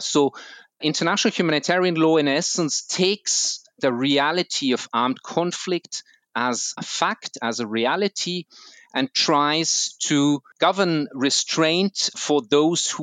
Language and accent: English; Vienna, Austria; I'm Austrian. I was born and raised in Vienna